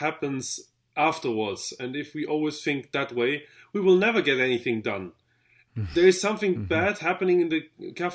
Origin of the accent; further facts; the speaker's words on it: Vienna, Austria; I'm from Vienna in Austria.